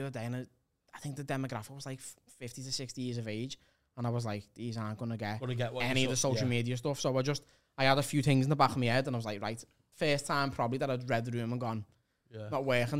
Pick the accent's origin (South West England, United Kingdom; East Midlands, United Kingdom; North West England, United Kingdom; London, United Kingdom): North West England, United Kingdom; Liverpool; because I'm a Scouser.